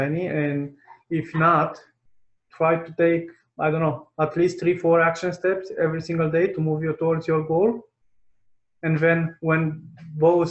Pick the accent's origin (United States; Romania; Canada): Romania; English is a second language; My first language is not English. I come from a poor country, which is Romania